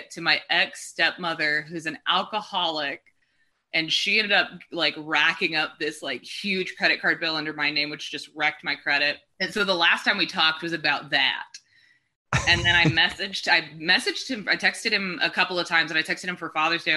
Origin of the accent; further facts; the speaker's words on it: Texas, United States; also born or lived in Hawaii; I grew up in Texas